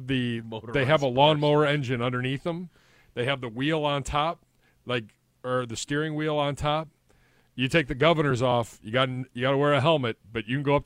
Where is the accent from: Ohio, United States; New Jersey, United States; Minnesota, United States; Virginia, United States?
Ohio, United States; Lakewood; My hometown, Lakewood